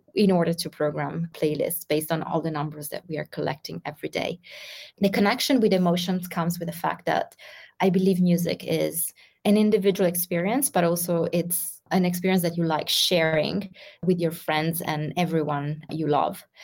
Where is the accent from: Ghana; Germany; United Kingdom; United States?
Ghana; I am from Ghana and currently living in Ghana, located in West Africa.